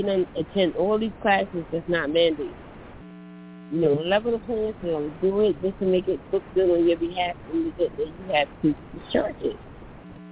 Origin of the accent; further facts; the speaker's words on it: South Carolina, United States; now in Philadelphia, United States; I live in Philly, but I'm from the South. I was born and raised in South Carolina